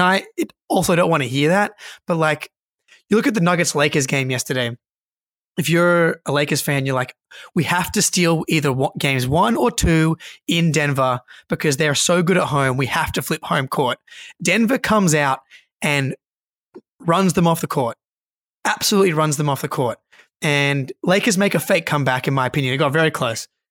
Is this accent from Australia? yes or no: yes; Australia; Just a couple of boys from Australia